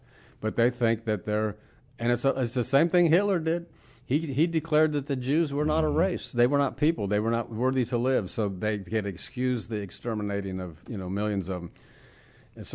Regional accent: San Diego, California, United States; I'm from San Diego.

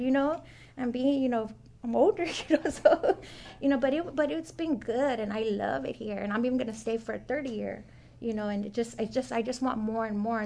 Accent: Oxnard, California, United States; moved away; I'm originally from Oxnard, California

